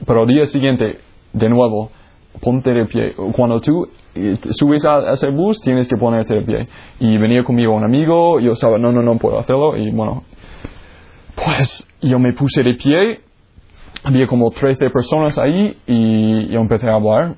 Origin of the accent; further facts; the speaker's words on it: Jacksonville, Florida, United States; moved away; Pues yo soy de los Estados Unidos. Ah, yo nací en la Florida, en Jacksonville